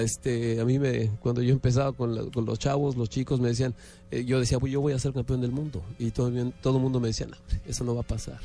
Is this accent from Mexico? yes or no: yes; Mexico; los momentos propios como mexicano